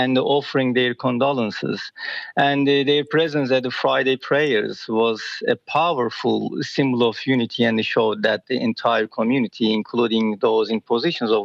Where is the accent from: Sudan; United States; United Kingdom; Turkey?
Turkey; moved away as an adult; now in Australia; my hometown is 400 kilometers away from İzmit